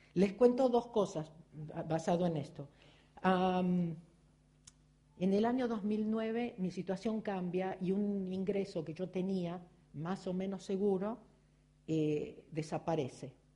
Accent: Argentina; sigo siendo argentina, judía, virgo y contable

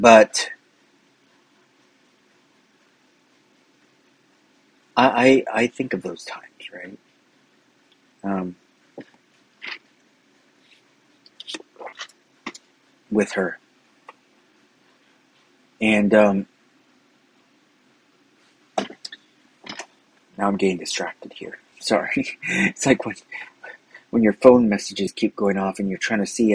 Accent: Downey, California, United States; I grew up in the city of Downey, right, California

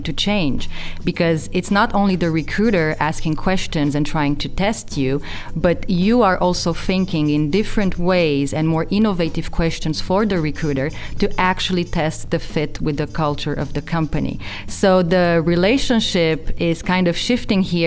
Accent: Romania; moved away as an adult; also born or lived in France; now in Fontainebleau, France; I'm originally from Romania, but been living in France for the last 11 years.

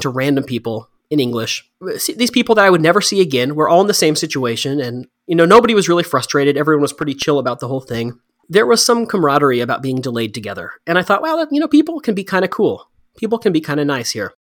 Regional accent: Texas, United States; moved away as an adult; now in Thailand; I grew up in Texas

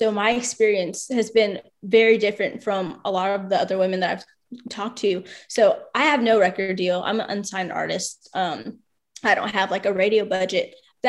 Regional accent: Alaska, United States; born there; My mom and dad were in the Army for 10 years, so that's why I was born in Alaska.

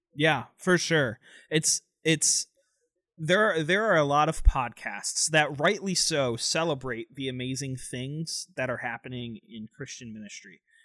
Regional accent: Tampa, Florida, United States; moved away as an adult; now in North Carolina, United States; I am originally from Tampa, Florida. Grew up there

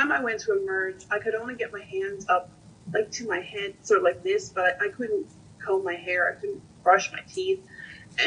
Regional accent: Newfoundland and Labrador, Canada; moved away as an adult; also born or lived in Ontario; now in Nova Scotia, Canada; So I am a Newfoundlander, but I was living in Ontario. And just after I moved back home to Newfoundland

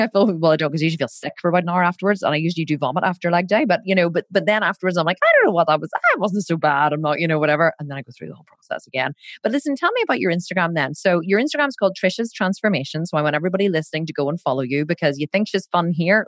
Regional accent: Ireland; We're both Irish

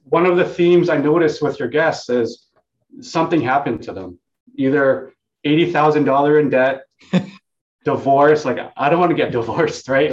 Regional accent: Hong Kong; also born or lived in Vietnam; now in Vancouver, Canada; So I was born in Hong Kong.

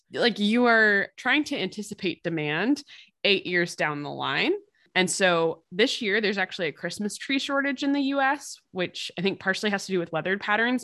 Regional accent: East Coast, United States; moved away; Growing up on the East Coast

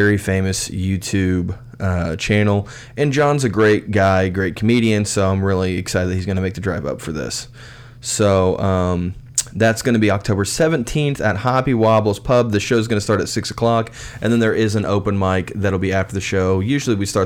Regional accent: Spencer, Indiana, United States; this is my first public show in my hometown. So I'm going to be in Spencer, Indiana

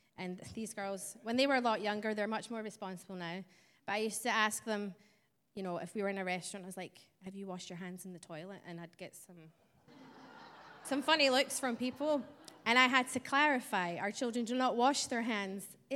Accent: Scotland, United Kingdom; I don't have an Arkansas accent. I was born in Scotland, so that's where my twang is from.

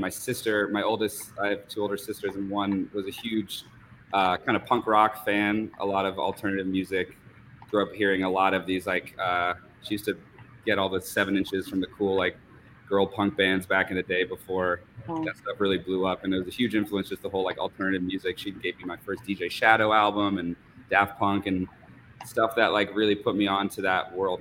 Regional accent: Vermont and New Hampshire, United States; moved away as an adult; also born or lived in New York; I grew up in Vermont and New Hampshire

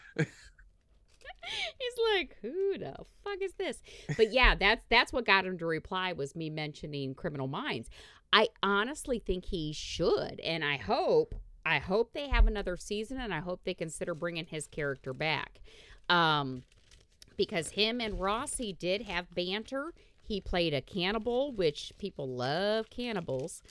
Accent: Indiana, United States; growing up in Indiana.

